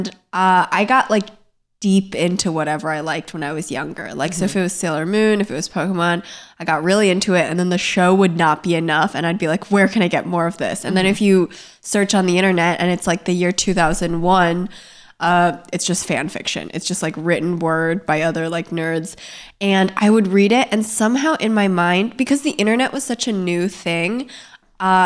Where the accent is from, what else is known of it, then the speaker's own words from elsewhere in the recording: suburbs of Maryland outside of DC, United States; I grew up in the suburbs of Maryland outside of DC